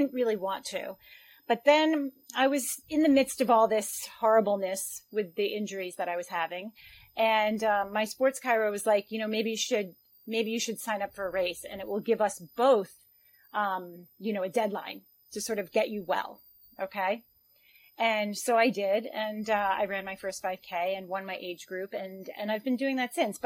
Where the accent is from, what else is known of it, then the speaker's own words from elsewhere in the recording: New York, United States; also born or lived in Long Island; I am from the United States, from New York. I live in a suburb outside of New York City, on Long Island